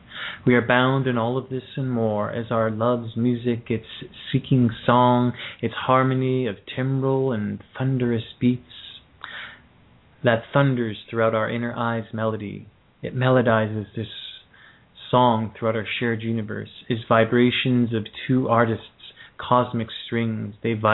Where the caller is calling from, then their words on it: Ontario, Canada; I'm calling from Canada as well, in Ontario.